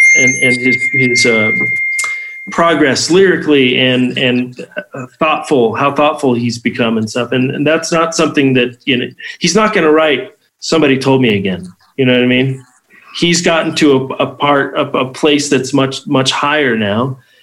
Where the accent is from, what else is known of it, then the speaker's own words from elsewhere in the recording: Las Vegas, Nevada, United States; also born or lived in Nephi, Utah; I left Las Vegas for two years, um, from '86 to '88